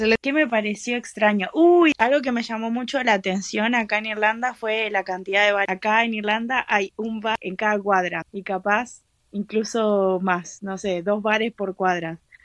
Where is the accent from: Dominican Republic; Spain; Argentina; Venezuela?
Argentina; moved away as an adult; now in Ireland; yo estuve en Argentina, que es de donde soy